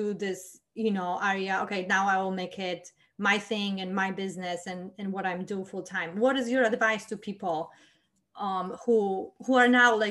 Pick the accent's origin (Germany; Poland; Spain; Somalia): Poland; moved away; I came from Poland, which is pretty strict and very down to earth country, and my both parents are engineers